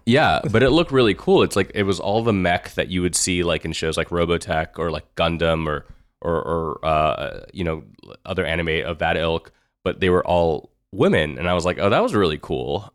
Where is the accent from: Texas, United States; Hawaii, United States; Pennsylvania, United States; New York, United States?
Texas, United States; Houston; I grew up in Houston